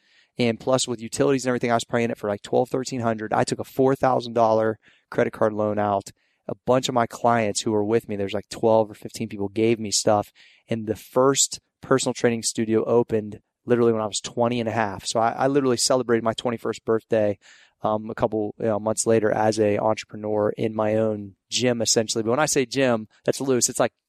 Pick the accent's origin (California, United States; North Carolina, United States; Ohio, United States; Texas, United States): Ohio, United States; Steubenville; Yeah, like Southeast Ohio. Okay. I'm from the Steubenville, Caddis, like Ohio Valley area.